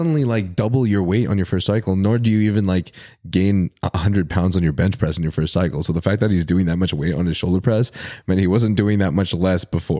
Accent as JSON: {"language": "English", "region": "Texas", "country": "United States", "tie": "born or raised there", "also_born_or_lived": "Arkansas / Indiana", "moved": "yes", "said": "I grew up in Texas and then Arkansas for high school and then Indiana for Purdue."}